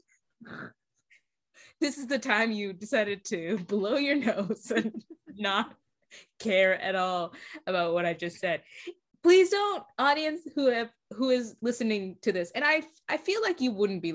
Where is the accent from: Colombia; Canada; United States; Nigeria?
Canada; moved away as an adult; now in England, United Kingdom; in Canada, if you were in my hometown